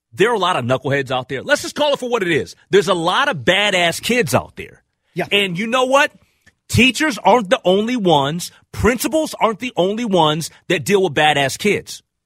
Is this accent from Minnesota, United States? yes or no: yes; Minnesota, United States; me being a Minnesotan